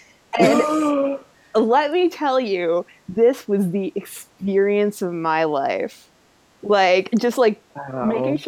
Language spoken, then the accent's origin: English; Florida, United States; I'm from Florida